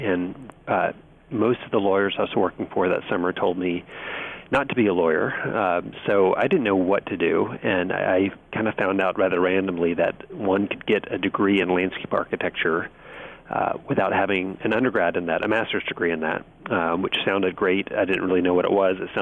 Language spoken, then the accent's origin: English; Birmingham, Alabama, United States; now in Washington, D.C., United States; I grew up in Birmingham, Alabama